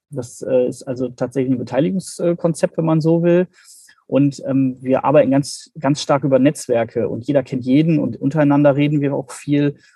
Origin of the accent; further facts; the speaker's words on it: Bremen, Germany; sonst bin ich ja als Bremer durchaus das Hamburger Wetter gewohnt.